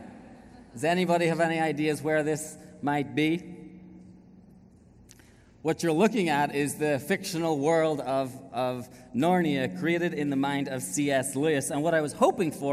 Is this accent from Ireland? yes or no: yes; Ireland; moved away as an adult; We haven't lived in Ireland now for 7 years